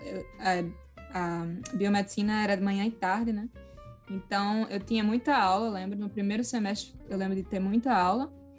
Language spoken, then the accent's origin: Portuguese; Natal, Rio Grande do Norte, Brazil; moved away as an adult; eu sou de Natal